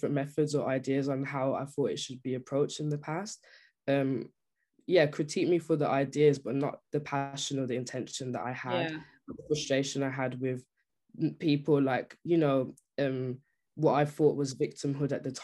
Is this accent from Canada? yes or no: no; United Kingdom; as a Brit.